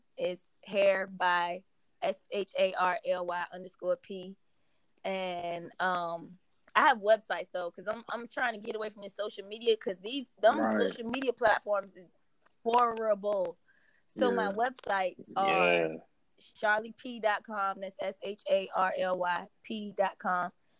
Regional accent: Norfolk, Virginia, United States; now in Atlanta, United States; Norfolk, Virginia.

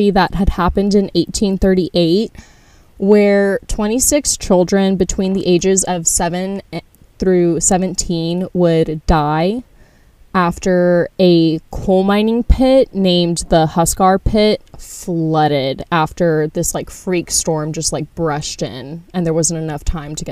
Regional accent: United States; we're from America

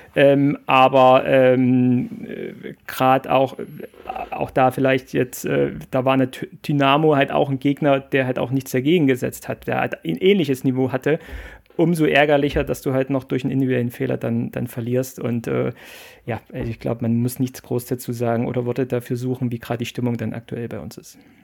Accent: Plauen, Saxony, Germany; geboren im Vogtland, in Plauen

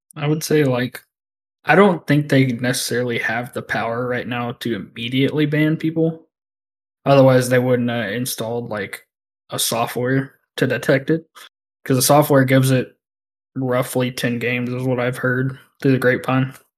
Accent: the South, United States; I'm from the South

